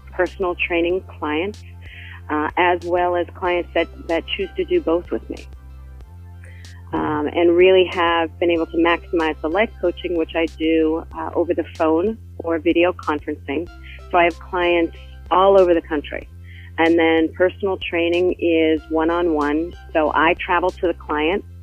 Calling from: Hoboken, New Jersey, United States; I am in Hoboken, New Jersey, which is uh, right across the river from New York City.

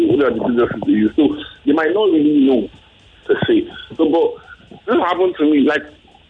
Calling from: Abuja, Federal Capital Territory, Nigeria; I'm calling from Abuja.

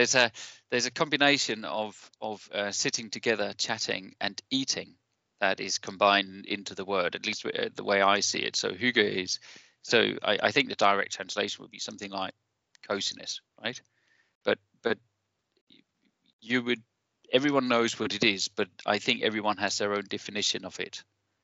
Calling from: Aarhus, Central Denmark Region, Denmark; I'm coming in from Aarhus, or just north of Aarhus, which is a small city in Denmark.

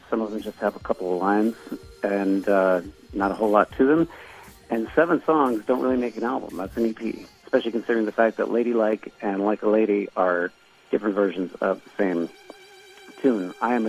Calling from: Las Vegas, Nevada, United States; calling from Las Vegas

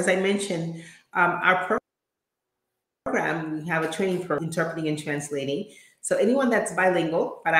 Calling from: Atlanta, Georgia, United States; From Atlanta.

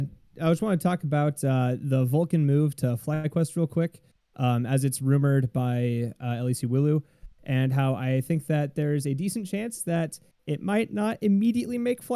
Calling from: Sioux Falls, South Dakota, United States; Hi, I've called from Sioux Falls, South Dakota.

